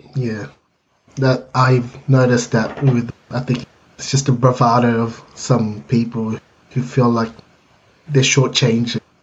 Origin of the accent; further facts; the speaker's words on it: Philippines; being Filipino